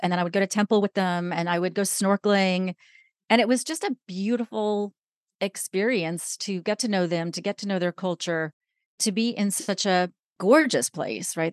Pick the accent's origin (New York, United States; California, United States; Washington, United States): New York, United States; I am originally from New York.